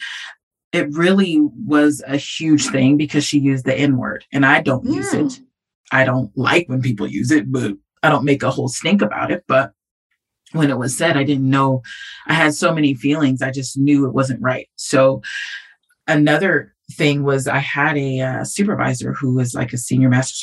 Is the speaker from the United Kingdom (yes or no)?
no; California, United States; moved away as an adult; I'm from California